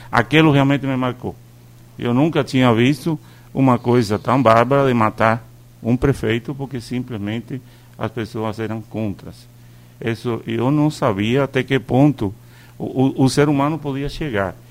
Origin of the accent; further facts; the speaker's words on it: Cuba; now in Brazil; eu sou cubano? Sou. Eu não nego para ninguém que eu sou cubano. Mas eu também escolhi o Brasil para morar.